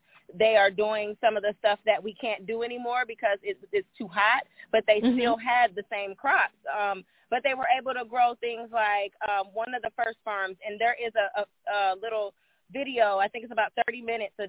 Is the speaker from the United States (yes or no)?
yes; Midwest, United States; I was raised in the Midwest.